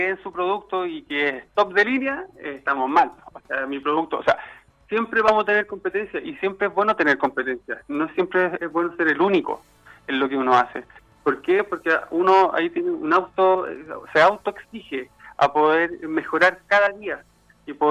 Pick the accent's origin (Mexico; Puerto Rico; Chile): Chile; como chileno digo yo, siempre tiene esa llegada con la gente